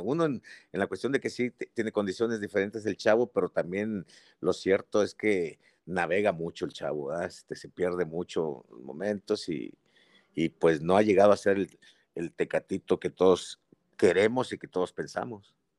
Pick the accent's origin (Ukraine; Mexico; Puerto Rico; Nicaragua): Mexico; Yo soy mexicano, mucho orgullo